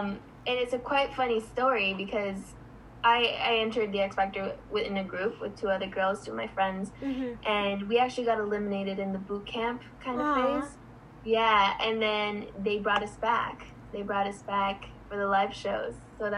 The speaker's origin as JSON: {"language": "English", "region": "New York", "country": "United States", "tie": "born there", "said": "I try to go as much as possible, because I was born in New York."}